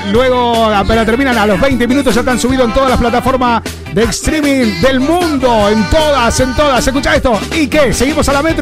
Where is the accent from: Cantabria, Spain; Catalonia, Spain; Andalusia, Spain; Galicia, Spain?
Catalonia, Spain; Barcelona; soy de Barcelona, quiero que por favor me ponga algo de ska.